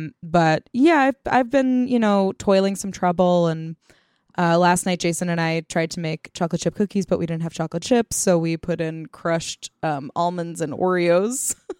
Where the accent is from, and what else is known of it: India; born or raised there; now in United States